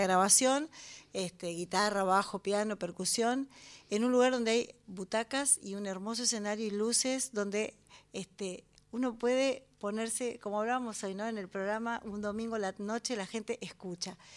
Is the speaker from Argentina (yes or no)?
yes; La Plata, Buenos Aires Province, Argentina; Nací en la ciudad de La Plata, exactamente